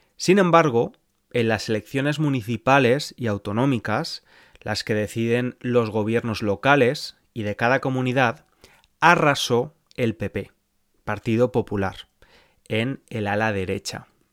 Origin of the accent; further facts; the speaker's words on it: Spain; moved away as an adult; now in England, United Kingdom; soy de España, pero vivo en Inglaterra desde hace años